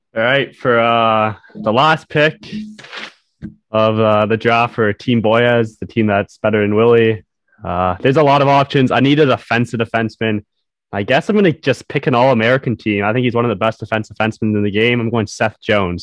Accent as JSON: {"language": "English", "country": "Canada", "said": "I'm a Canadian"}